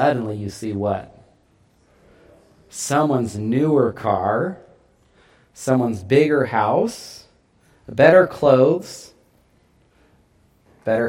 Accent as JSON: {"language": "English", "country": "United States", "said": "as American Christians"}